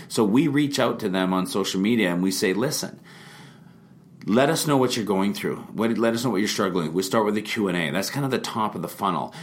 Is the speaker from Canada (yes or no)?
yes; Vernon, British Columbia, Canada; now in Kelowna, Canada; I was uh, born and raised in Vernon